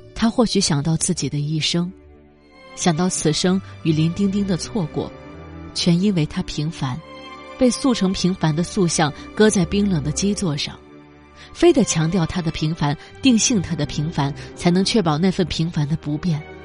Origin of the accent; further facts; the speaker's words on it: China; 我们中国人